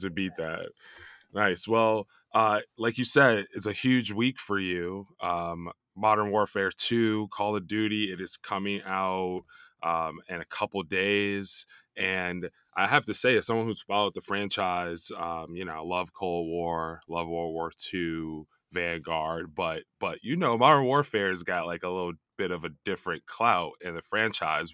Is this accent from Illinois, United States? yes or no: yes; Chicago, Illinois, United States; also born or lived in New York; now in Los Angeles, United States; I, I lived in New York for a long time, grew up in Chicago.